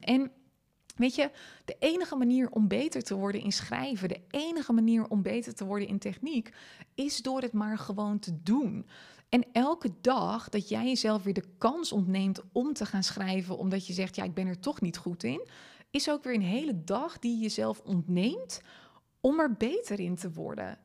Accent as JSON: {"language": "Dutch", "region": "Friesland", "country": "Netherlands", "tie": "born or raised there", "first_language": "Frisian", "second_language": "Dutch", "said": "Ik ben Fries opgevoed"}